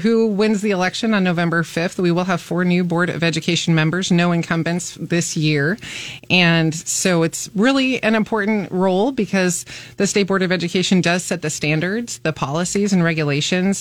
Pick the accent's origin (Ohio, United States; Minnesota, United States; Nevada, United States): Nevada, United States; Reno; moved away as an adult; now in Lincoln, United States; I am from Lincoln and grew up in Reno, Nevada. Came back here to be a Husker in 1998.